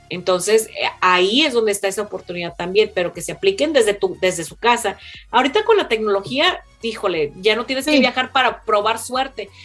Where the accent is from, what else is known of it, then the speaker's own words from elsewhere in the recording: Mexico; now in United States; yo soy la única mexicana